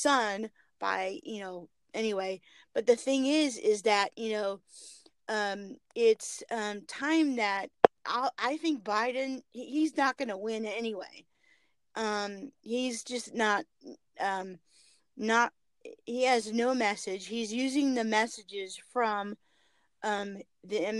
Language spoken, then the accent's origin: English; California, United States; moved away as an adult; now in North Carolina, United States; I was born and raised in California